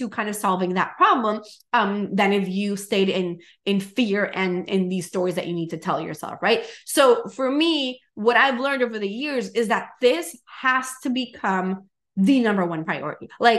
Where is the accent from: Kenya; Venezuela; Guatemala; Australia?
Venezuela; English is a second language; now in United States; I came from Venezuela to the US as an immigrant that started my business from zero.